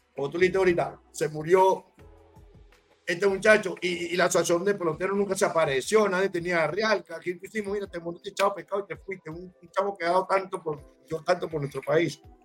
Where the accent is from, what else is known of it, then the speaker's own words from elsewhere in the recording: Miranda, Venezuela; moved away; also born or lived in Ocumare del Tuy; Yo nací en el tour me crié en Miranda